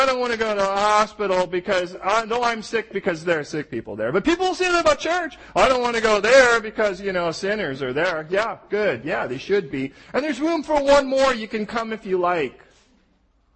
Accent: United States; I'm American

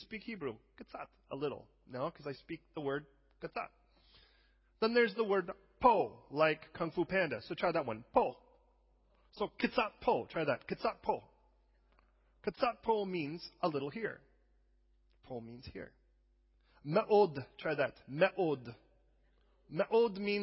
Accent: United States; as an American who is not necessarily European

